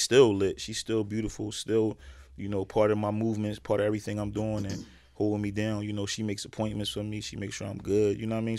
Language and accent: English; Philadelphia, Pennsylvania, United States; growing up in West Philly